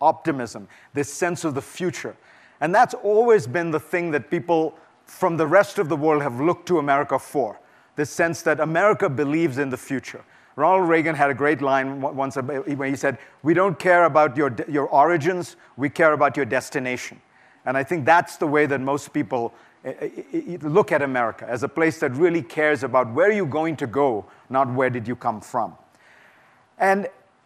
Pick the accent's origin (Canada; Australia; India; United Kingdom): India; moved away as an adult; now in United States; I'm an immigrant, and I came to this country in the 1980s, and I grew up in India in the 1960s and 70s